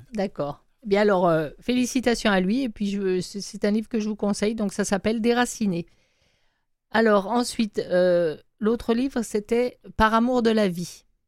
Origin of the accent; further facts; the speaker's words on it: France; moved away; moi, en tant que Française